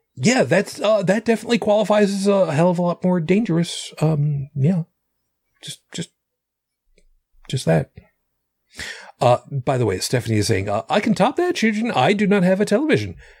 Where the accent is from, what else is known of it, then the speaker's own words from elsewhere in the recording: suburbs of New York City, United States; accent: Long Island; moved away; I was from the, the burbs of New York City